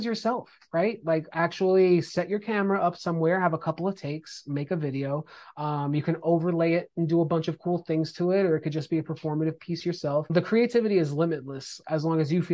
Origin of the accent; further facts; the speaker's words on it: East Coast, United States; I'm from the East Coast